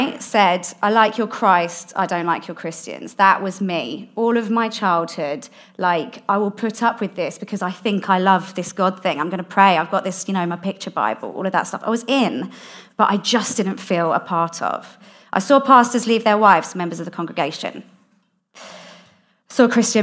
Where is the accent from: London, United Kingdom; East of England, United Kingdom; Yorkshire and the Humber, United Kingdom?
London, United Kingdom; I grew up in South London